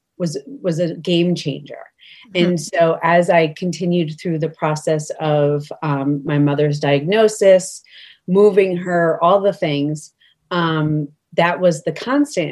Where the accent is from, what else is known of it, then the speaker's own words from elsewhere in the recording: New York, United States; now in Connecticut, United States; I am originally from New York, but I reside in Connecticut now